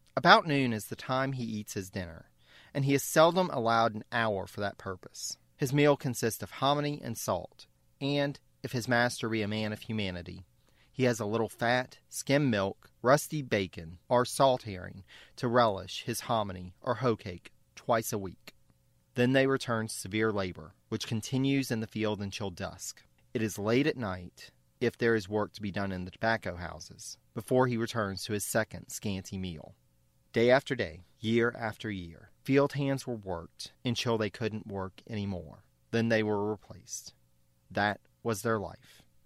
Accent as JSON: {"language": "English", "region": "Louisiana", "country": "United States", "tie": "born or raised there", "said": "Growing up in Louisiana, I not only saw the big plantation homes in person"}